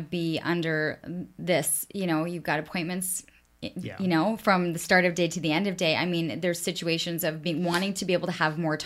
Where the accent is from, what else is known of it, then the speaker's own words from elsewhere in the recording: Canada; also born or lived in United States; being Canadian